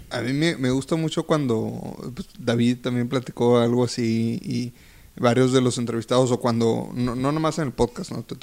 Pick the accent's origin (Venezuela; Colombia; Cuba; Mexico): Mexico; Monterrey, Nuevo León; soy de aquí de Monterrey.